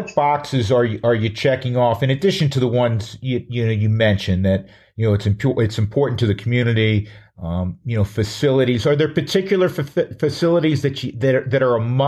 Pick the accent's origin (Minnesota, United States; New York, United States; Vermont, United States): New York, United States; now in Fort Collins, United States; I'm originally from New York